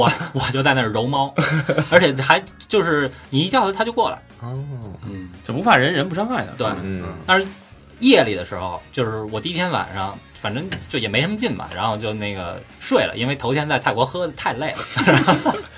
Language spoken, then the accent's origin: Chinese; China; 我们从中国来